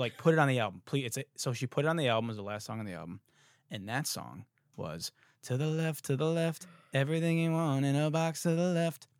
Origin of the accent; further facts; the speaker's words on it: Detroit, Michigan, United States; I'm from fucking Detroit